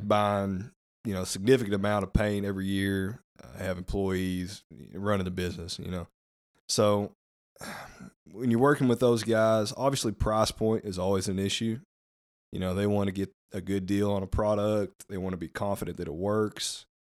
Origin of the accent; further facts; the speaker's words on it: Rabbit Ridge, United States; born and raised in Rabbit Ridge